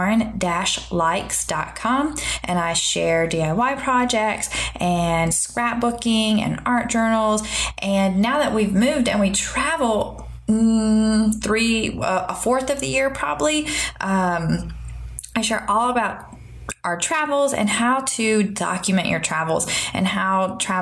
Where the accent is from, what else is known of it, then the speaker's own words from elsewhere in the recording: the American South, United States; accent: Southern; moved away as an adult; now in Seoul, South Korea; We are originally from America, from the South, and so you probably can hear it in my accent